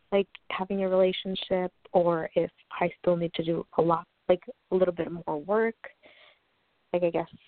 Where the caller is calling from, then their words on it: New York, United States; I'm calling from New York.